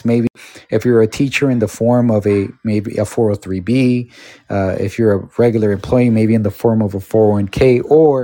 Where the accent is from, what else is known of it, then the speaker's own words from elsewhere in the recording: Los Angeles, California, United States; I grew up in Los Angeles